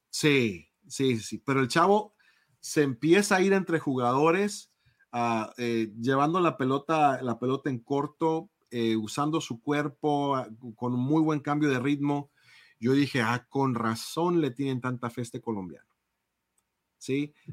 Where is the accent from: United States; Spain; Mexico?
Mexico; como mexicano